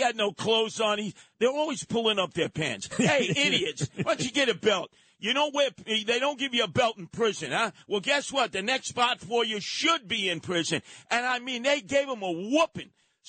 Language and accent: English; New York City, New York, United States; when I was growing up in Canarsie